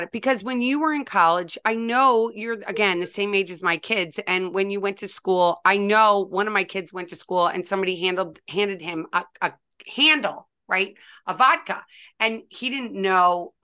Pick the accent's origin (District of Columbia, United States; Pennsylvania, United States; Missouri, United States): Missouri, United States; St. Louis; when I was growing up in St. Louis